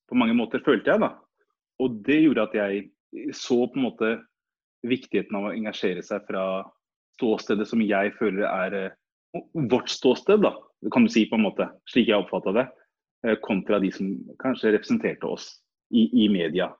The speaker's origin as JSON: {"language": "Norwegian", "country": "Norway", "tie": "born or raised there", "said": "vi som er født og oppvokst i Norge"}